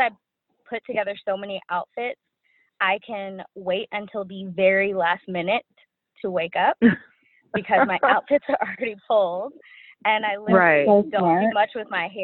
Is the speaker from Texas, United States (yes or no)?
yes; Dallas, Texas, United States; I'm from Dallas.